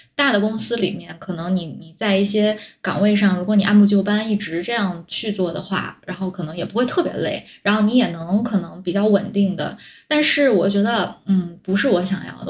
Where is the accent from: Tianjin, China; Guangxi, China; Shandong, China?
Tianjin, China; 我本来就是在天津长大，然后大学又在天津上